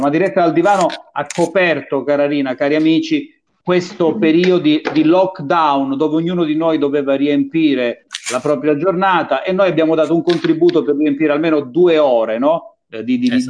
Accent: Calabria, Italy

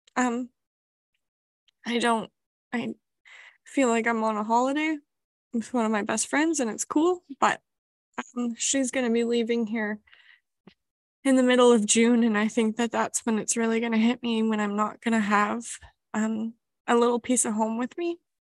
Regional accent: Canada; moved away as an adult; now in New Zealand; I am a Canadian

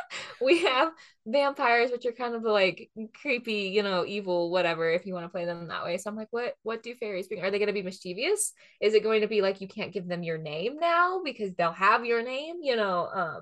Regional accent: Pacific Northwest, United States; growing up in the Pacific Northwest, everyone was like, what does this world remind me of?

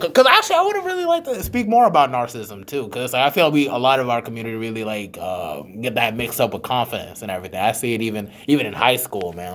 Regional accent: Charlotte, North Carolina, United States; I am from Charlotte

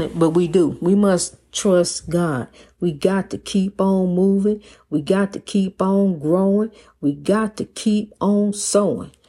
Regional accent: East St. Louis, Illinois, United States; my hometown of East Saint Louis, Washington Park

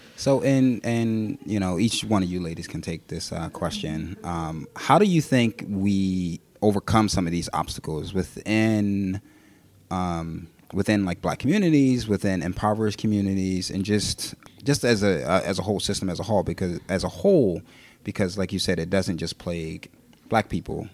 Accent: Philadelphia, Pennsylvania, United States; born and raised right here in, in West Philly

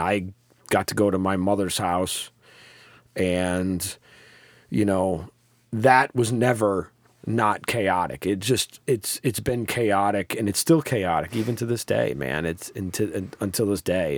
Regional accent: Troy, New York, United States; I grew up in South Troy

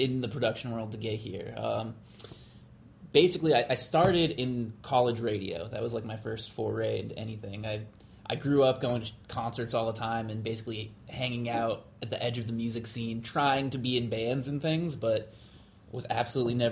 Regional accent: upstate New York, United States; moved away as an adult; also born or lived in San Diego, California; now in Boston, United States; I'm from upstate New York originally

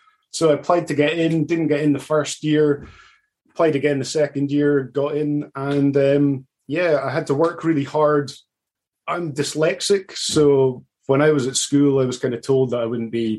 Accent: Aberdeen, Scotland, United Kingdom; also born or lived in Canada; I'm from Aberdeen up in Scotland.

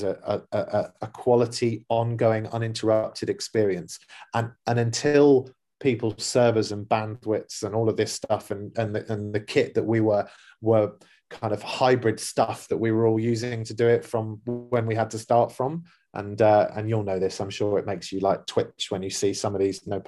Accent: London, United Kingdom; now in Dubai, United Arab Emirates; a neighborhood that we grew up in or in London

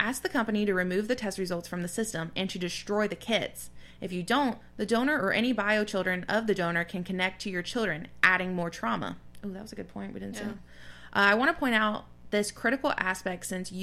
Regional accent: the South, United States; growing up in the South, we have family that have beliefs that we don't necessarily agree

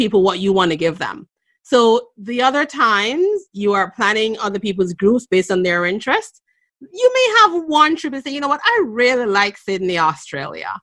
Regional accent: Jamaica; also born or lived in New England, United States; now in Boston, United States; I was born in Jamaica. I've lived here in the U.S. for more than half my life. I've lived in New England for a very long time

